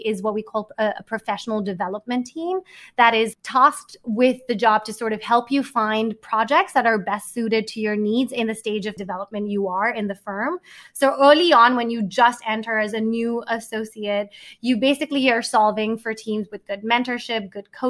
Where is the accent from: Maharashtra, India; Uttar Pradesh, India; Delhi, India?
Maharashtra, India; Mumbai; also born or lived in Manhattan, New York; now in New York, United States; I grew up in Bombay. I moved to Manhattan.